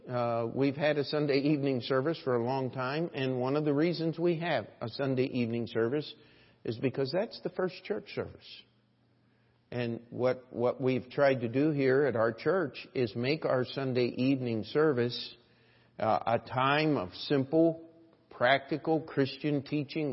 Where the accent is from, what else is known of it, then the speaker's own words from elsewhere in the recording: New York, United States; I'm a New Yorker